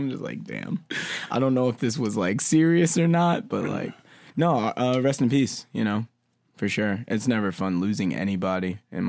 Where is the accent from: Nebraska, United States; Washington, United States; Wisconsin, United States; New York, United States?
New York, United States; Long Island; Yeah, I'm from Long Island.